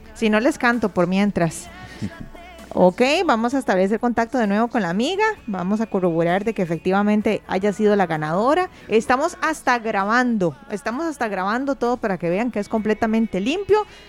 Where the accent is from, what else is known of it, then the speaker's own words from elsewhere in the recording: Curridabat, San José, Costa Rica; yo soy de Curridual, pero andaba en Heredia